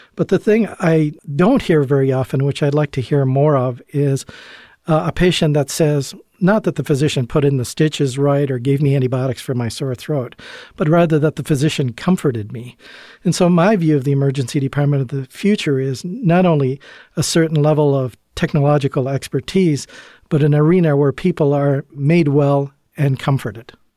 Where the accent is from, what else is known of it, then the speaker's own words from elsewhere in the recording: Canada; moved away as an adult; also born or lived in Chicago / Providence; now in Illinois, United States; I'm originally from Canada